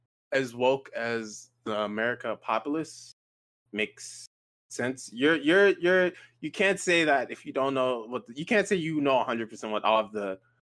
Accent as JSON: {"language": "English", "country": "United States", "said": "When I say I'm an American, I am an American. I know what's best for this country better than the president of the United States"}